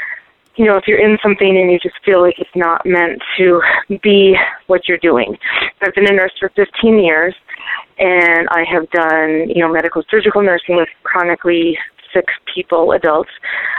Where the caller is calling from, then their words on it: Santa Fe, New Mexico, United States; I'm calling from Santa Fe, New Mexico.